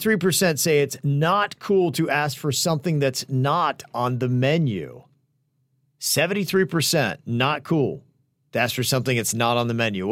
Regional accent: Bahamas; I am from the Bahamas, and it's a big day.

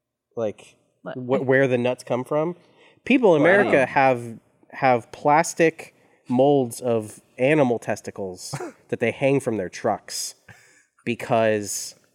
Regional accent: Texas, United States; I grew up in Texas, so I didn't walk anywhere as a kid.

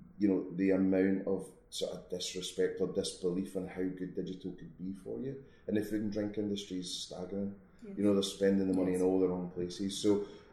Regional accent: Scotland, United Kingdom; moved away; also born or lived in Milton Keynes; being Scottish

